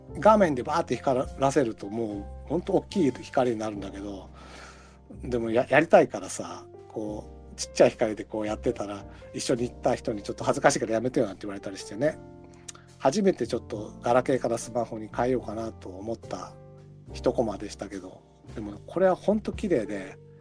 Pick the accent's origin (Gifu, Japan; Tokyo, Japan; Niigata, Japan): Tokyo, Japan; also born or lived in Hiroshima / Tottori; ちょっと広島行ったり鳥取を行ったりはしましたけど基本的には東京生まれ東京育ち